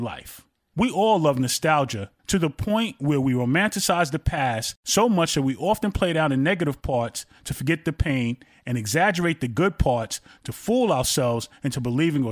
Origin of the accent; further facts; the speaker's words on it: New York City, New York, United States; I went to Harlem to see her every weekend when I was growing up in Brooklyn as a child